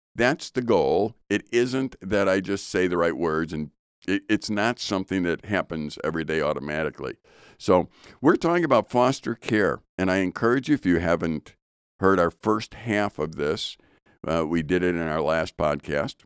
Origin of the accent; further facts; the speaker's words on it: Chicago, Illinois, United States; I'm from Chicago, so we called it pop